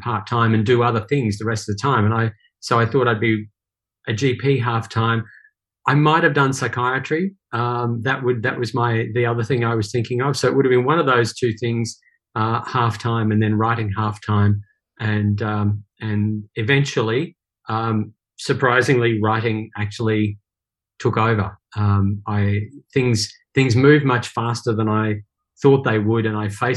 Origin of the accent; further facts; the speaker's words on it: Brisbane, Queensland, Australia; also born or lived in Northern Ireland; born in Northern Ireland a long time ago, and then at a time of conflict there, my parents decided we should try our luck somewhere else, and that saw us migrate to Brisbane. So I went to school in Brisbane